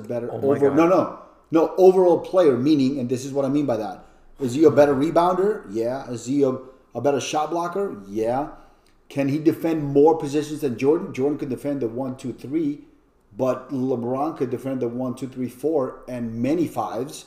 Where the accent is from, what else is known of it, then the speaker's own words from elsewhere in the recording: Colombia; also born or lived in New York; now in Orlando, United States; I didn't even know anything about basketball growing up in Colombia